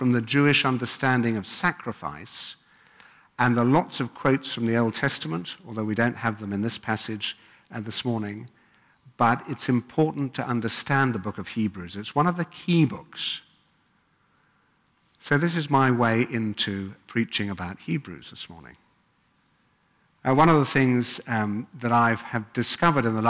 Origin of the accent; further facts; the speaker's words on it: England, United Kingdom; moved away; as you can probably tell, I come from England.